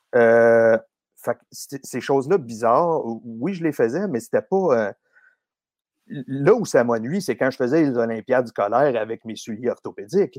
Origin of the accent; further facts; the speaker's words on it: Boucherville, Quebec, Canada; je suis né à Boucherville, grandi dans le vieux village près du fleuve